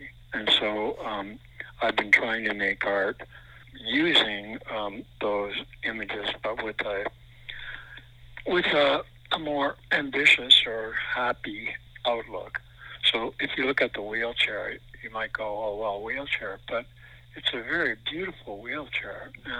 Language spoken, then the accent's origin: English; Netherlands; born there; Yes, I was born in Holland.